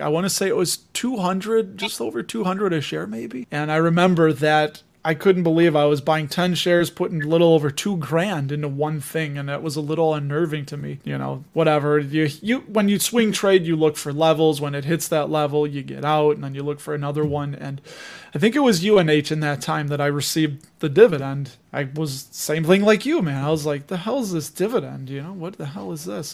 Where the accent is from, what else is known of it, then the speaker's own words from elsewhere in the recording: Chicago, Illinois, United States; somebody from Chicago